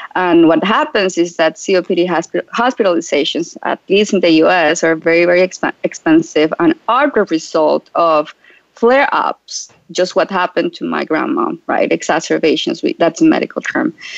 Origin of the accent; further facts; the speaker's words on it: Colombia; moved away as an adult; I relocated from Colombia. That's where I'm originally from.